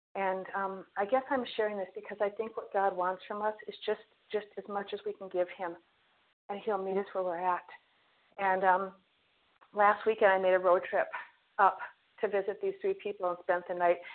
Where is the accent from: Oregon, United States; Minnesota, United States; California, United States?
Minnesota, United States; also born or lived in Fort Myers, Florida; we are from Minnesota